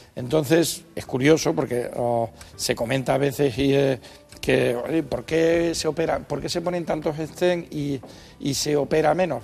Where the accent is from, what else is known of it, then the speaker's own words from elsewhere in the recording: Canary Islands, Spain; moved away; yo que soy canario de nacimiento